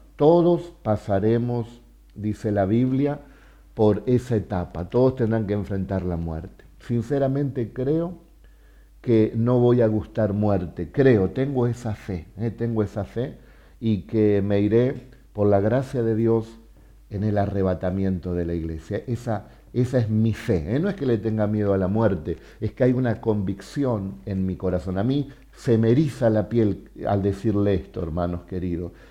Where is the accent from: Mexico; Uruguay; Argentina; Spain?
Argentina; Soy ciudadano argentino porque nací en Argentina